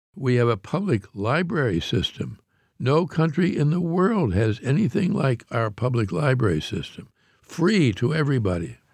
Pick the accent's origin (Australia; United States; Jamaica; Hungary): United States; Pittsburgh, Pennsylvania; I grew up in Pittsburgh, Pennsylvania, which has more bridges even than Paris